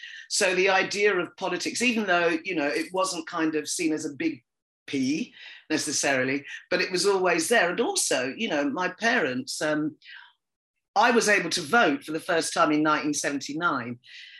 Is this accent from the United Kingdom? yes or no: yes; United Kingdom; being Black, being female, being British, all of those things that we've all grown up with, you know, especially those of us that were born here or that came at a very early age.